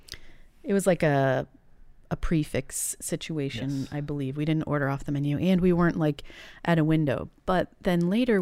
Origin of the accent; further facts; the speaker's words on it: Boston, Massachusetts, United States; I grew up in Boston